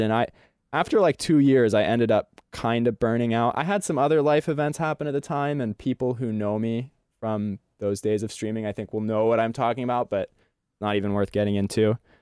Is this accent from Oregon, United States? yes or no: yes; Bend, Oregon, United States; also born or lived in Portland, Oregon; Bend, Oregon, my hometown.